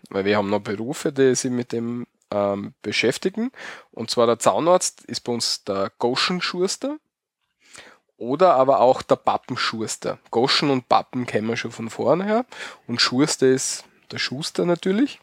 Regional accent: Austria; bei uns in Österreich

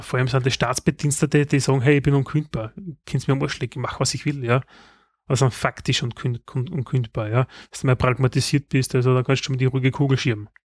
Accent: Styria, Austria; bei uns in der Steiermark

